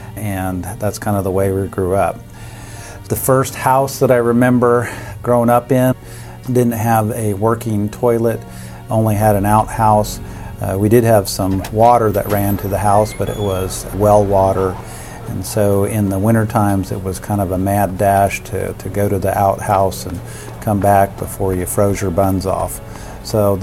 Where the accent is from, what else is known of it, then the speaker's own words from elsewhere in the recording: Kansas City, Missouri, United States; I grew up in the Kansas City area